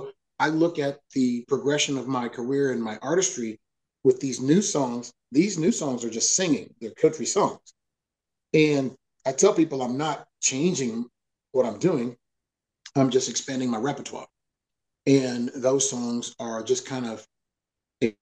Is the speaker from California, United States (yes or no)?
no; Dallas, Texas, United States; moved away as an adult; also born or lived in Nashville; now in East Texas, United States; growing up in Dallas